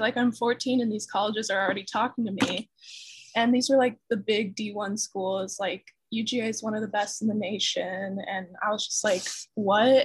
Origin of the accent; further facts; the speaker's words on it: North Carolina, United States; moved away as an adult; also born or lived in Atlanta, Georgia; I'm from North Carolina